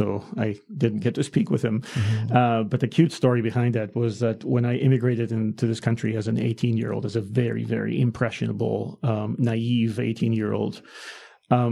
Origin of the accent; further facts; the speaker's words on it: Greece; moved away as an adult; I grew up in Greece.